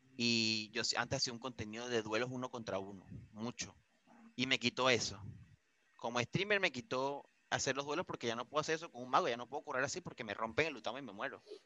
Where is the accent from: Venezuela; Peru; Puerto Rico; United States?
Venezuela; moved away as an adult; now in Vigo, Spain